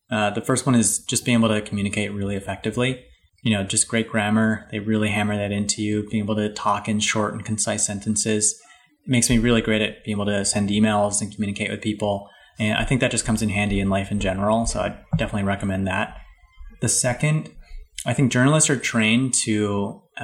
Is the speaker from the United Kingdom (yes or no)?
no; Hawaii, United States; moved away; also born or lived in Boston; I wrote for a paper back home. I'm from Hawaii